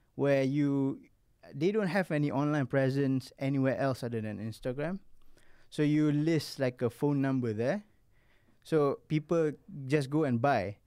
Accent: Malaysia; being a Malaysian

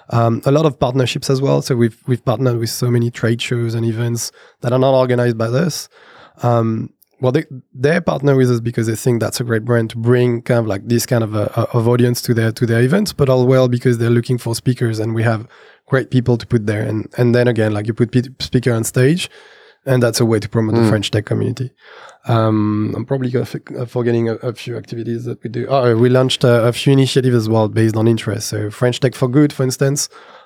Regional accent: Brazil; because I come from Brazil, we know people from Brazil.

